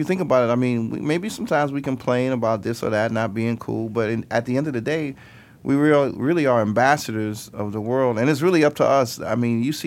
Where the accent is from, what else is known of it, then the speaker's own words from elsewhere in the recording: New York, United States; moved away as an adult; now in Rome, Italy; I grew up in New York